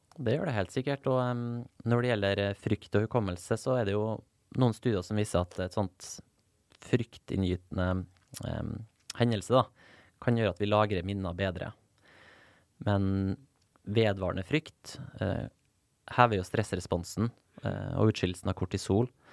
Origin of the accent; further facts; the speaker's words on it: Nordvestlandet, Norway; ei øy der, der jeg vokste opp på Nordvestlandet